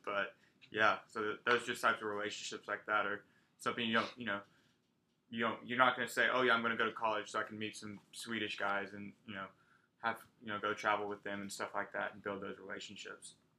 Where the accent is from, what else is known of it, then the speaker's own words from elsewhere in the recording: Texas, United States; now in Arkansas, United States; whenever they would ask me where I'm from, I did say Texas every single time.